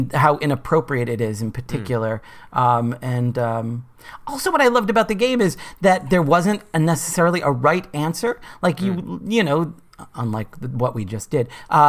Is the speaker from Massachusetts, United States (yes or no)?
yes; Boston, Massachusetts, United States; accent: Boston; Well, as Rachel mentioned, I grew up in Boston. I grew up in South Boston. And it's, you know, one of the most beautiful and ugliest accents you can imagine.